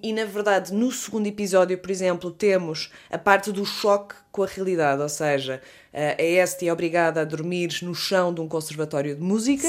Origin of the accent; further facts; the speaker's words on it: Leiria, Centro, Portugal; nós as duas somos de Leiria